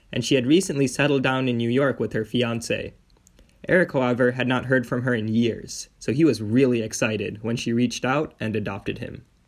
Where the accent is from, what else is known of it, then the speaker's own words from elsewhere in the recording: India; Being an Indian Hindu myself